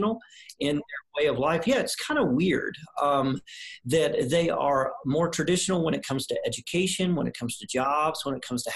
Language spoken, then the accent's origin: English; the South, United States; now in Colorado, United States; I grew up in the South